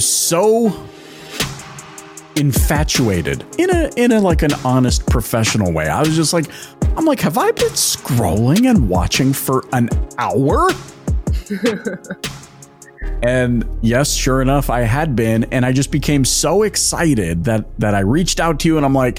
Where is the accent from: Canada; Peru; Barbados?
Canada; accent: Canadian; my Canadian accent, I grew up in Canada